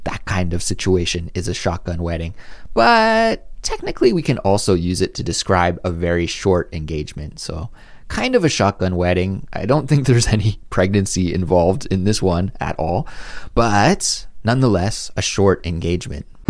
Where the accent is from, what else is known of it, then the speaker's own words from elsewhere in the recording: near Vancouver, British Columbia, Canada; I grew up in Canada, very close to Vancouver, and I've spent a lot of time there.